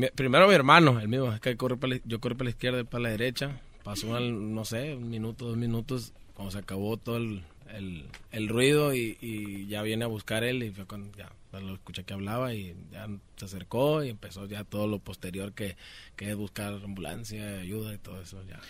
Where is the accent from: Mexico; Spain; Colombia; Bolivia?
Mexico; Sonora; also born or lived in Culiacán, Sinaloa; Yo nací en Culiacán, Sinaloa también, pero soy criado en, Sonora